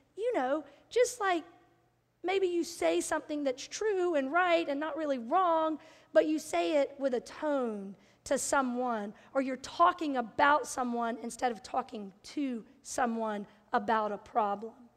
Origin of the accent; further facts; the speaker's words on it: Bible Belt, the South, United States; I grew up in the South in the Bible Belt